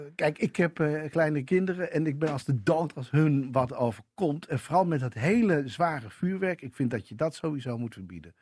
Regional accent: Assen, Drenthe, Netherlands; Ik kom uit Assen en dat was fantastisch.

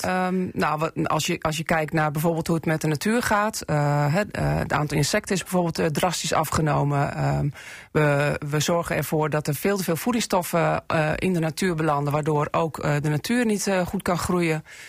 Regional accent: Assen, Drenthe, Netherlands; also born or lived in Groningen; ik ben geboren in Assen en daar ook getogen.

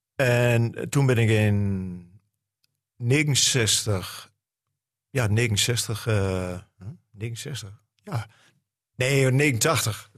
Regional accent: Grolloo, Drenthe, Netherlands; accent: Drents; first language Drents; Dutch is a second language; Drents. Uh, het is mijn moedertaal. Het is een, een taal die mij verbindt met alles wat hier in Drenthe is

